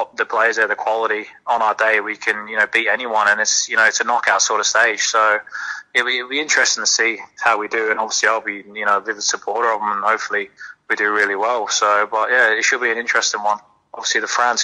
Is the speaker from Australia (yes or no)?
yes; Perth, Western Australia, Australia; I'm from Perth, my family. I've got a little girl here